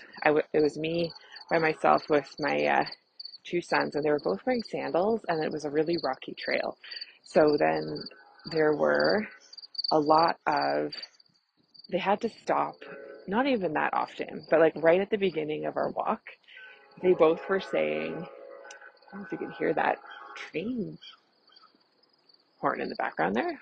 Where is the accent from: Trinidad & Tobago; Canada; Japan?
Canada; I'm a Canadian family physician